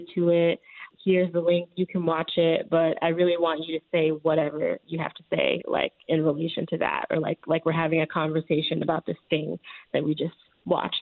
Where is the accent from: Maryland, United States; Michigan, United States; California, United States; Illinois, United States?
Illinois, United States; Chicago; Growing up in the neighborhood that I grew up in Chicago